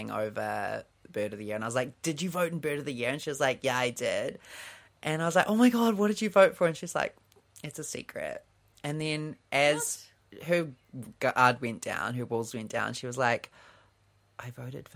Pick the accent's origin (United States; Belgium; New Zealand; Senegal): New Zealand; accent: New Zealander; Does my accent not sound like a New Zealander's accent?